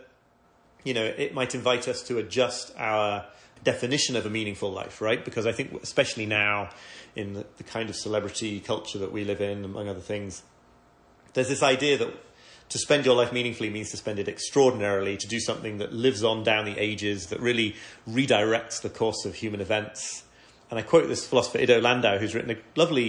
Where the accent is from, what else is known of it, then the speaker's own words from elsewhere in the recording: York, Yorkshire and the Humber, United Kingdom; I come from York